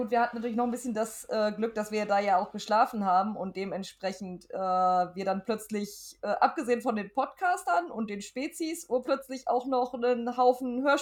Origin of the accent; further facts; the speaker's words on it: Bad Oeynhausen, North Rhine-Westphalia, Germany; Also, ähm, ich komme tatsächlich aus Bad Oeynhausen, liegt im beschaulichen OWL und ähm, ist eine klein, naja, Mittelstadt, würde ich sagen.